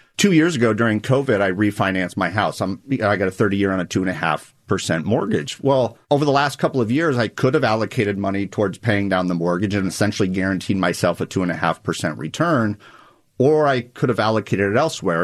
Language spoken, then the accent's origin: English; Nebraska, United States; I'm from Nebraska